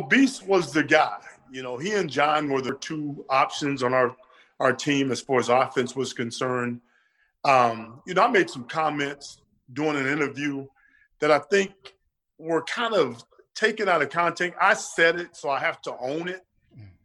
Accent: Florida, United States; I'm from Florida

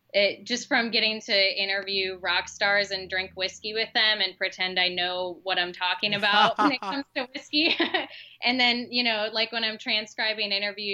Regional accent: Orlando, Florida, United States; And so I was their first city correspondent in Orlando, where I grew up. I grew up in Florida.

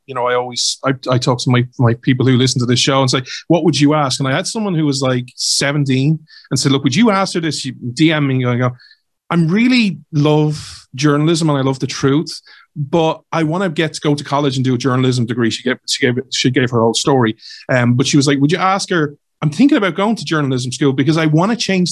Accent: Ireland; I'm Irish, I'm based in Ireland

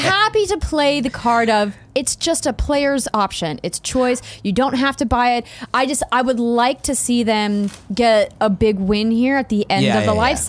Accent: Fargo, North Dakota, United States; You know, but I think about my hometown in Fargo, North Dakota, and you have to live in the right neighborhood to get the right access.

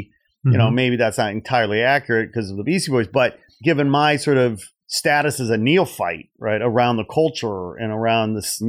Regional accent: Portage, Indiana, United States; also born or lived in Gary; You know, Gary, Indiana, where I was born. Blacks lived in Gary, Indiana, and then all the white folks lived 10 miles east, so to speak, near the beach, Portage, where I grew up.

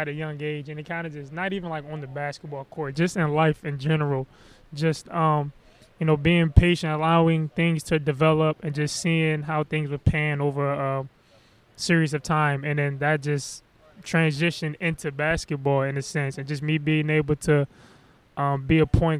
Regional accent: Upper Marlboro, Maryland, United States; obviously growing up, I would always go to the Washington Wizards game. That was our hometown team.

